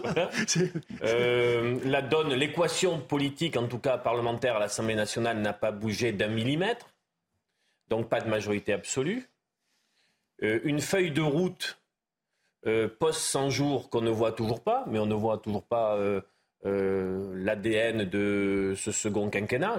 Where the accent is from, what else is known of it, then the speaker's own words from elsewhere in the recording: Béarn, Nouvelle-Aquitaine, France; chez moi en Béarn